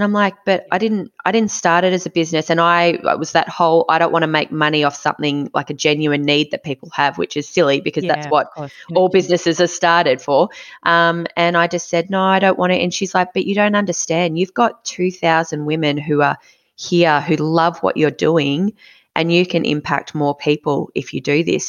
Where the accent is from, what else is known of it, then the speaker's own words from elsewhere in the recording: Mornington Peninsula, Victoria, Australia; also born or lived in Inner West Melbourne; now in Melbourne, Australia; I grew up on the Mornington Peninsula